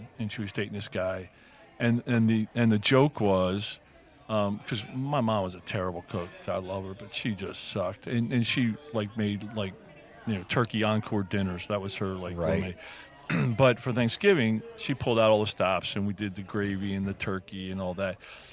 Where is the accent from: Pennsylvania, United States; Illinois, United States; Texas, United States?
Pennsylvania, United States; Philadelphia; I grew up around the Philadelphia area